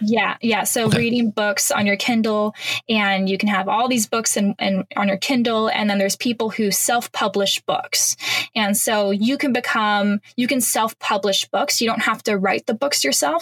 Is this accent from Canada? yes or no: yes; Canada; moved away as an adult; now in Panama; I'm Canadian